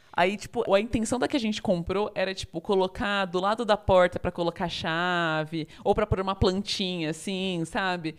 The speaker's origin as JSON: {"language": "Portuguese", "town": "São Bernardo do Campo", "region": "São Paulo", "country": "Brazil", "also_born_or_lived": "Rio de Janeiro / São Carlos", "moved": "as an adult", "said": "eu sou original de São Bernardo do Campo, terra do alemão do Big Brother"}